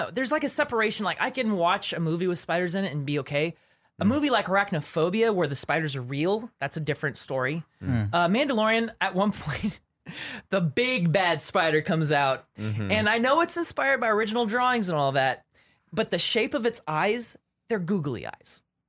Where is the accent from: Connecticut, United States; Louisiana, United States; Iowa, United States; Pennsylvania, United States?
Louisiana, United States; So I used to think it was because I grew up in Louisiana and they have these banana spiders there